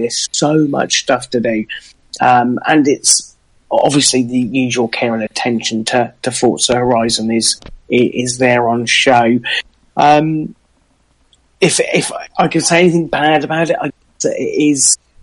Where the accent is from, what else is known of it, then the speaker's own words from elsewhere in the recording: England, United Kingdom; being English